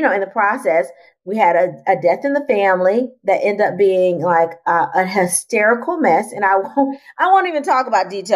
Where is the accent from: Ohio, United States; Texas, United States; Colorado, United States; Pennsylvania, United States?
Texas, United States; Houston; now in Atlanta, United States; my hometown